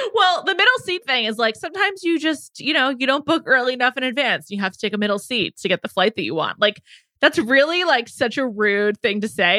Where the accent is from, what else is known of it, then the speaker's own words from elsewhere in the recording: New York City, New York, United States; I'm from New York City, I'm from the Upper West Side